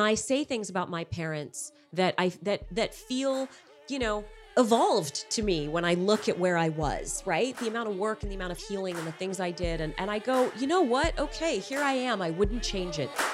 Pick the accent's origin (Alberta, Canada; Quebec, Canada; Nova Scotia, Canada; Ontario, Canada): Quebec, Canada; Montreal; now in Los Angeles, United States; I'm from Montreal